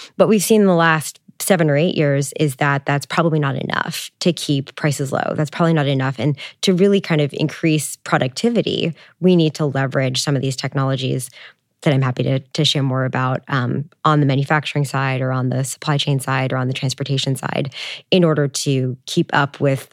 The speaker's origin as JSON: {"language": "English", "country": "Canada", "said": "I'm Canadian"}